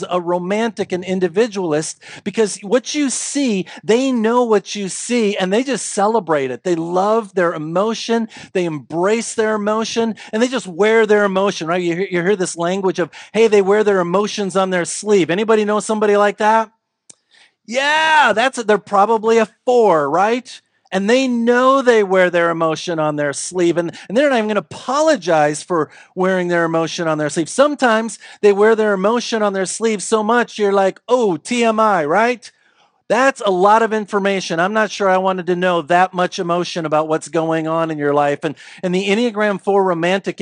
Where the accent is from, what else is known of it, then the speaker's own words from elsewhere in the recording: the South, United States; we grew up in the South